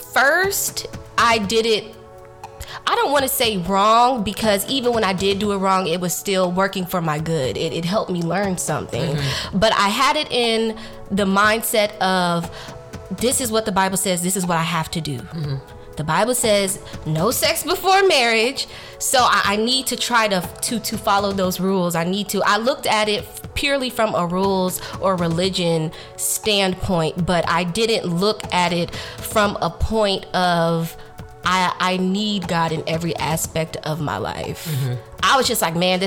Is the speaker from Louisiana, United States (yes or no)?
yes; Baton Rouge, Louisiana, United States; moved away as an adult; also born or lived in Texas; I'm originally from Baton Rouge, Louisiana, and I came to Texas for school